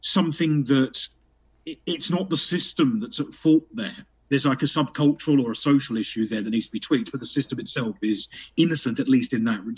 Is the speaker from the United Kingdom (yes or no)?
yes; United Kingdom; I'm British.